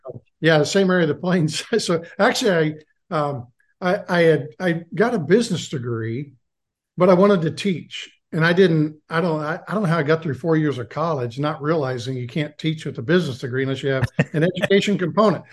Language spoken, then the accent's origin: English; Lawrence, Kansas, United States; I grew up in Lawrence, Kansas